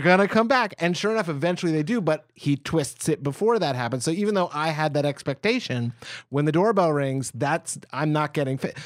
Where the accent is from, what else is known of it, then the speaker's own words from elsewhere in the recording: United States; as an American.